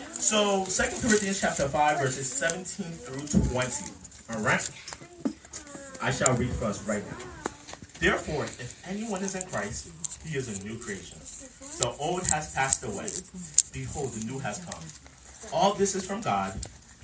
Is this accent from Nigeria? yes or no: yes; Nigeria; I'm a black man. All right? I'm Nigerian.